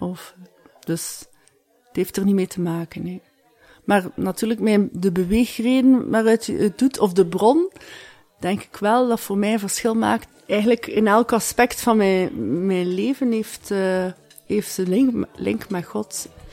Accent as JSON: {"language": "Dutch", "town": "Ghent", "region": "Flanders", "country": "Belgium", "said": "ik kom uit Gent."}